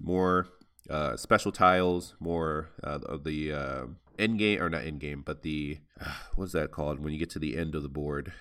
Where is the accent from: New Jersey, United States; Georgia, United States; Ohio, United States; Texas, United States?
Ohio, United States; Toledo; also born or lived in Nebraska; I'm originally from Toledo, Ohio